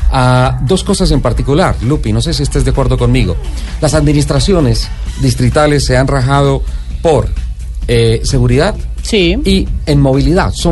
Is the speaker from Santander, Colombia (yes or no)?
yes; Charalá, Santander, Colombia; moved away; mis épocas de niño en Charla, en Santander